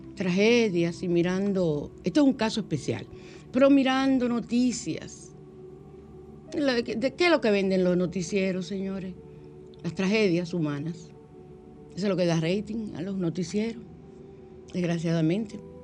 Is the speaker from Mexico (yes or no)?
no; San Cristóbal, Dominican Republic; yo soy de allá de San Cristóbal también